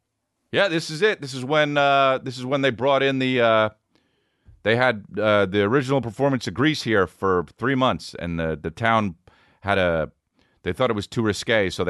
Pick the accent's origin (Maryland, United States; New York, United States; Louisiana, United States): New York, United States; I'm from New York. Oh, New York. I meant to state, but yeah, New York. I'm from the actual city